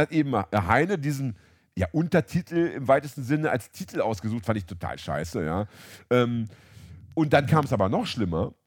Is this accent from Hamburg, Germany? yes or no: yes; Hamburg, Germany; in meiner Heimatstadt Hamburg